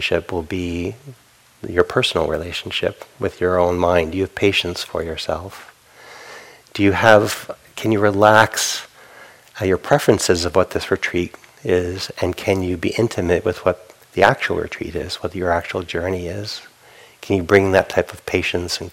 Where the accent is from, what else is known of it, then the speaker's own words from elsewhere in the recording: New England, United States; Growing up in New England, Northeast Coast, harshness on others is part of a cultural value